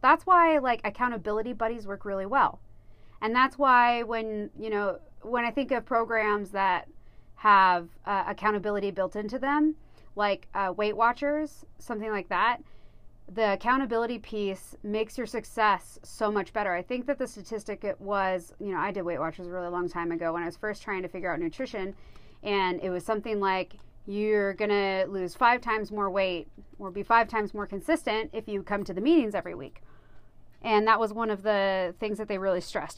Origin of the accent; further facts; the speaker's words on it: United States; I grew up here in Coos County, so, you know, out in the middle of nowhere, really